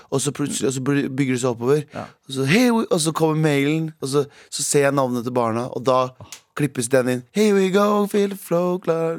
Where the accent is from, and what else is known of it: Norway